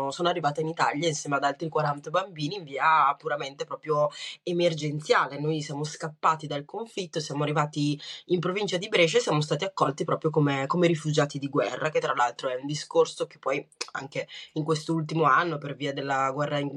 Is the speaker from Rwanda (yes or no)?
yes; Rwanda; born there; Italian is a second language; Io guarda, sono nata nel 91, sono nata in Ruanda